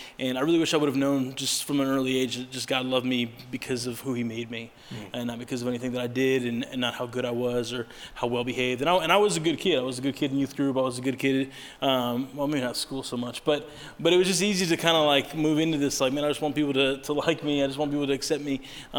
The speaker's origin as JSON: {"language": "English", "country": "Italy", "tie": "born or raised there", "lives_now": "United States", "said": "growing up in Italy, in a different culture, I was I always felt like that was different, and sometimes it was fun. And I was the American guy at school."}